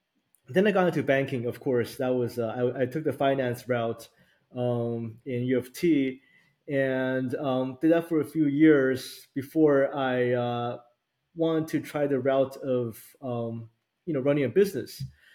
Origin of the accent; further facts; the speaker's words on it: Vancouver, British Columbia, Canada; also born or lived in Taiwan / Toronto; So I was born in Taiwan, and I moved to Vancouver when I was 11 in 91, and spoke a little bit of English, and basically took myself all the way through till college in Toronto.